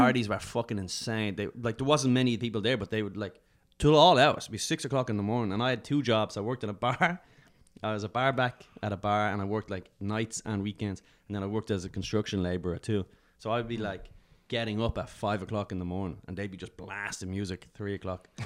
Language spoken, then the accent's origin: English; Dublin, Leinster, Ireland; moved away as an adult; now in New York, United States; I was from Dublin